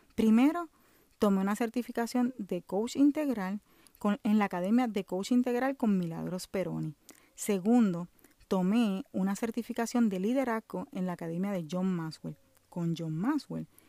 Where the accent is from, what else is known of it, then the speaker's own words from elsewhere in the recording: Puerto Rico; now in Orlando, United States; vivo en Orlando, Florida, soy de Puerto Rico